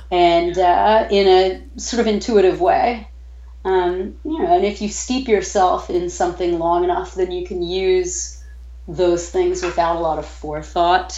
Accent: New York, United States; now in New Orleans, United States; I'm originally from New York

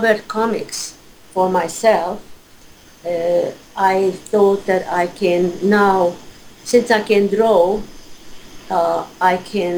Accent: Budapest, Hungary; moved away; I was born in 1942 in Hungary, in Budapest

